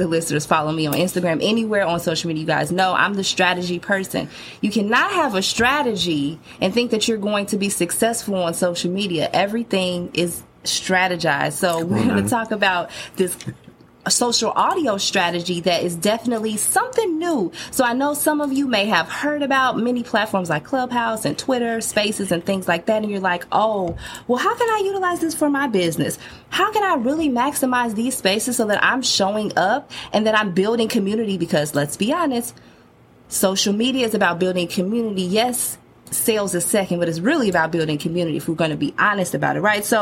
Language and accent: English; Chicago, Illinois, United States; my hometown of Chicago